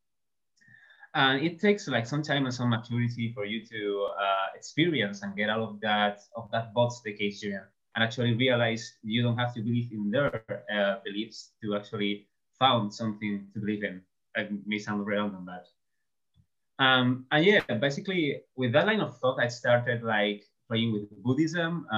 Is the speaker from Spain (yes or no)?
yes; southern Spain, Spain; first language Spanish; English is a second language; I'm from Spain. I'm from southern Spain, to be precise.